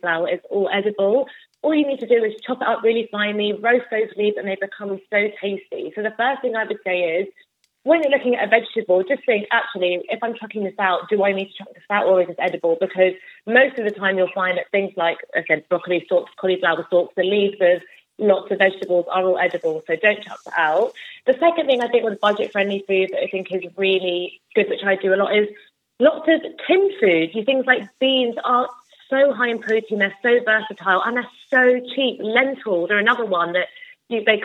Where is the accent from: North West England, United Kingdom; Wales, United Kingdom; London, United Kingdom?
London, United Kingdom; I'm from London